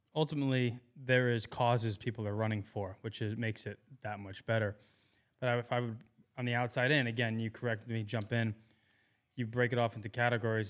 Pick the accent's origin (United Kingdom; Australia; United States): United States; New York; moved away as an adult; now in Austin, United States; I'm not from Maryland, you know, I'm from New York